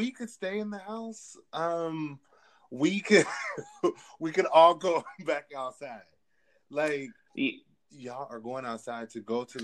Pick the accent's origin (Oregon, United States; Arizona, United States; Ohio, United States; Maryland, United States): Oregon, United States; Portland; moved away as an adult; also born or lived in Washington, District of Columbia, United States / Jacksonville, Florida / Memphis, Tennessee; now in New York, United States; I'm originally from Portland, Oregon